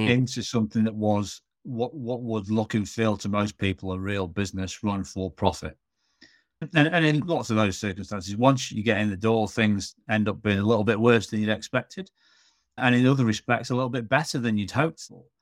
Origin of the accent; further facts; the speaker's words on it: Manchester, North West England, United Kingdom; moved away as an adult; also born or lived in Hull; now in Australia; born and raised in Manchester